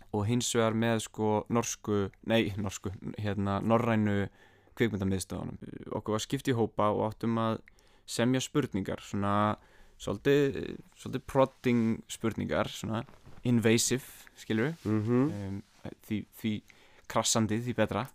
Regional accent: Iceland; ég er bara frá Íslandi

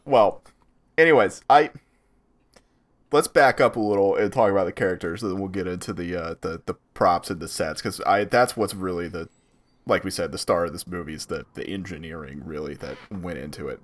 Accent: Atlanta, Georgia, United States; we're all from Atlanta

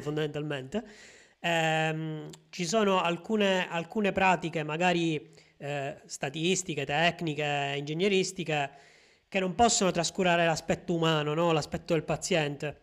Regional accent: a small town in the province of Palermo, Sicily, Italy; nel mio paese, che è un paesino di 7000 abitanti in provincia di Palermo

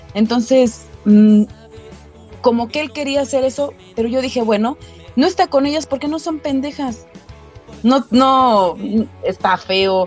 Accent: Mexico City, Mexico; Soy de Cuautepec, Barrio Alto, del, del, del norte de la Ciudad de México

